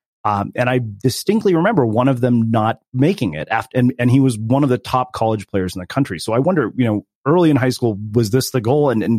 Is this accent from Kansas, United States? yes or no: no; Southern California, United States; we're both from Southern California. I went to high school with him